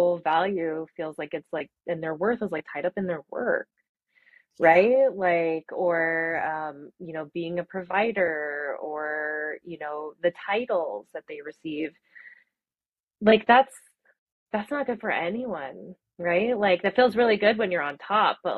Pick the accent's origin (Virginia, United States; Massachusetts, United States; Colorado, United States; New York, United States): Colorado, United States; Arvada; I grew up in Arvada and, you know, in Colorado